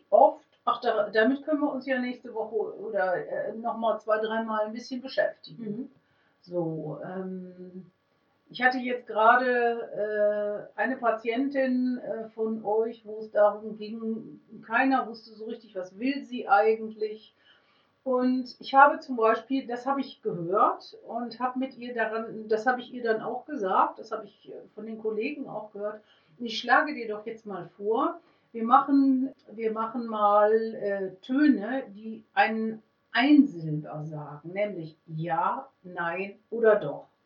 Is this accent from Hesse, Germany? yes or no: no; Münster, North Rhine-Westphalia, Germany; Ich komme aus Münster. Ich weiß, in Münster gäbe es die Möglichkeit, ambulant Musiktherapie zu machen.